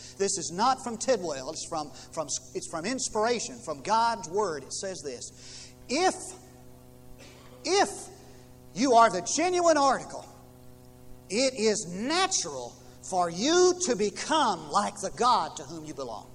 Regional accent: United States; moved away; I came from Knox County

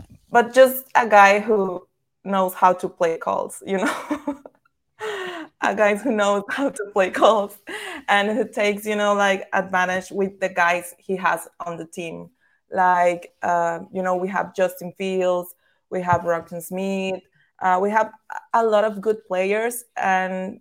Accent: Tamaulipas, Mexico; English is a second language; also born or lived in Chicago; I'm from Tamaulipas, which is in the north side of Mexico.

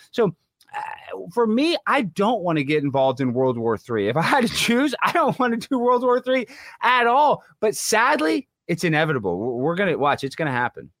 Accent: Dallas, Texas, United States; accent: twang; I'm from Dallas, Texas. I speak with a little bit of a twang

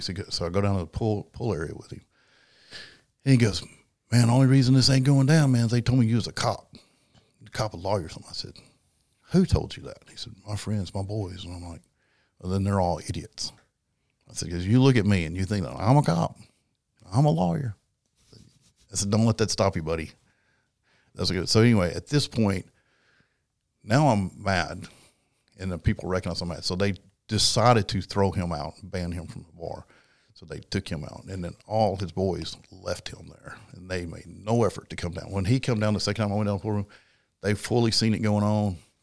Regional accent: South Dakota, United States; I'm from South Dakota, and from South Dakota, we live the cowboy culture.

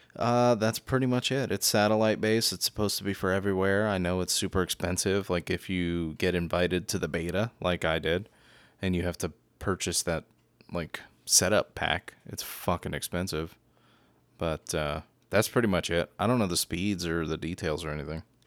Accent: Philadelphia, Pennsylvania, United States; moved away as an adult; also born or lived in New York; now in Florida, United States; I was born in New York, too, and raised in Philadelphia

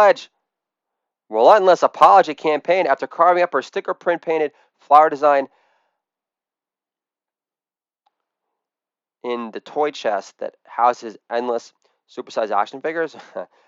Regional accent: Edgemont, New York, United States; I'm from Edgemont, New York, not Scarsdale.

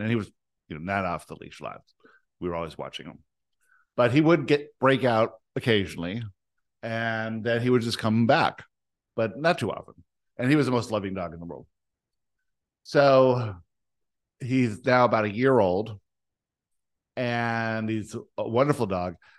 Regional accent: Canada; also born or lived in South Africa; the only thing that happened at two is we moved from South Africa to Canada

